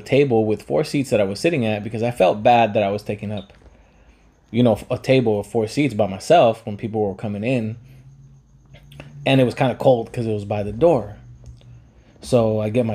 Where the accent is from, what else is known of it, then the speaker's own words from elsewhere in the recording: Pico Rivera, California, United States; I'm from Pico